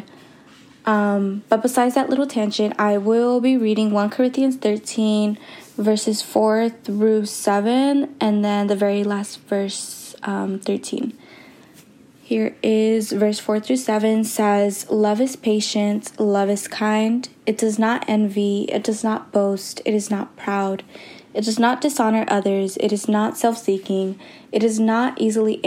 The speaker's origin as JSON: {"language": "English", "town": "Richmond", "region": "California", "country": "United States", "said": "I'm from Richmond, California."}